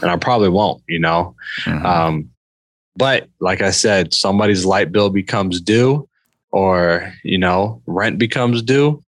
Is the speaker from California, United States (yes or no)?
no; Indiana, United States; I'm from Indiana, man. I know about corn